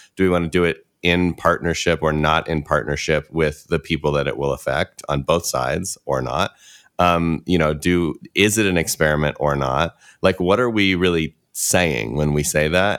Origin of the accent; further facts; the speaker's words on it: Midwest, United States; I grew up in the Midwest